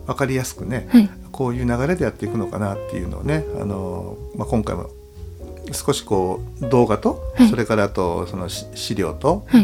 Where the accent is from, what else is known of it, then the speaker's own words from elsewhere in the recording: Hamada, Shimane, Japan; 島根県のですね、あの、浜田市というところ、僕は出身なんですけれども